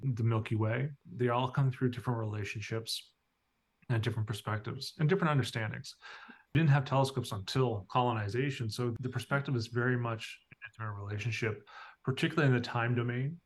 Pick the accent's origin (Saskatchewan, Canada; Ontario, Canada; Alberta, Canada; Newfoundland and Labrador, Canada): Newfoundland and Labrador, Canada; I grew up here in Newfoundland.